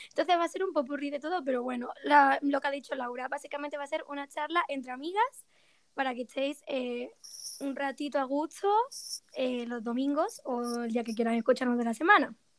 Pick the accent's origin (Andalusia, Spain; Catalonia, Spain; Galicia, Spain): Andalusia, Spain; Málaga; now in Granada, Spain; soy de Málaga y actualmente vivo en Granada